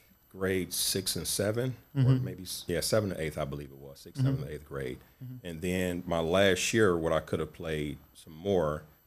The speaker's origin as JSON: {"language": "English", "town": "Cleveland", "region": "Ohio", "country": "United States", "tie": "born or raised there", "also_born_or_lived": "Detroit", "said": "I was born in Detroit. Parents split when I was at young age, maybe 3 or 4. Mm-hmm. But I was raised here in Cleveland pretty much."}